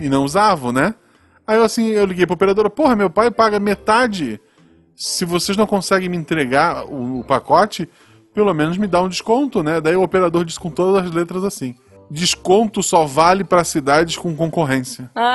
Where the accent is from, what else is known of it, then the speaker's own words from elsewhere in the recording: Florianópolis, Santa Catarina, Brazil; moved away as an adult; now in Gaspar, Brazil; Eu nasci em Florianópolis, uhum. que é uma capital, embora seja uma capital pequena, porque é uma ilha não tem muito espaço para crescer. Uhum. É, de lá, eu vim